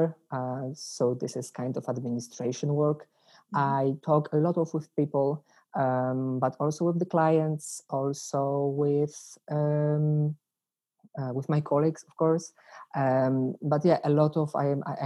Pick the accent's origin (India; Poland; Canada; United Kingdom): Poland; English is a second language; moved away as an adult; now in Den Bosch, Netherlands; I come from Poland